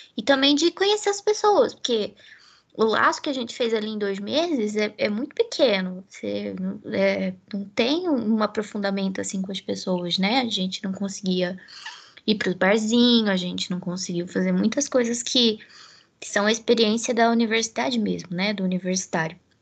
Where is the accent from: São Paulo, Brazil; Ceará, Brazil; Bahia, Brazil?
São Paulo, Brazil; Americana; moved away as an adult; now in Campinas, Brazil; Eu sou de Americana